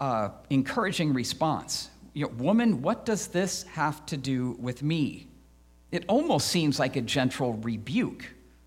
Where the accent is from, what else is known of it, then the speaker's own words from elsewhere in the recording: Midwest, United States; I grew up in the Midwest, so I actually don't mind the seasons.